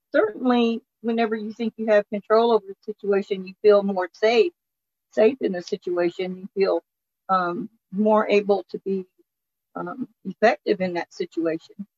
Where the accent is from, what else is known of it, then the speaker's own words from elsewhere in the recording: New Mexico, United States; Um, New Mexico